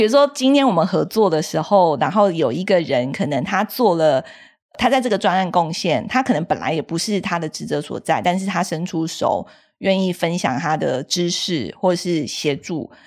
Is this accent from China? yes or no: no; Taiwan; 我是一个在台湾土生土长长大的小孩，也是在台湾受教育